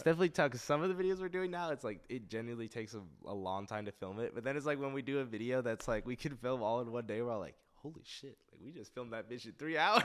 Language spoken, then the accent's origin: English; Westlake Village, California, United States; also born or lived in Santa Monica; It's in Westlake Village, very nice area.